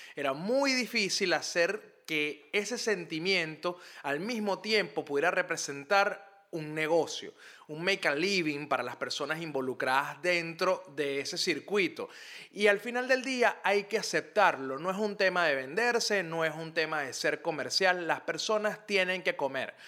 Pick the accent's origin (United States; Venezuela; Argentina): Venezuela; Caracas, Capital District; Montalbán, que es de donde yo vengo, una zona al oeste de Caracas